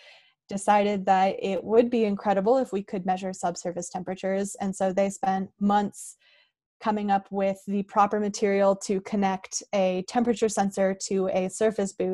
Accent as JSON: {"language": "English", "region": "Northern California", "country": "United States", "tie": "born or raised there", "said": "I grew up in Northern California, actually pretty far from the ocean, up in the mountains"}